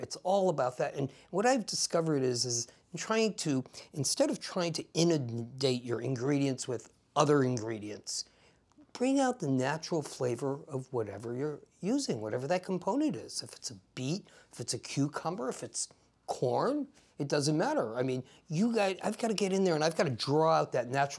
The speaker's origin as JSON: {"language": "English", "town": "New Haven", "region": "Connecticut", "country": "United States", "tie": "born or raised there", "also_born_or_lived": "Germany", "said": "I was about 1 year old when we came back to the United States. And I grew up in an Italian neighborhood, New Haven, Connecticut."}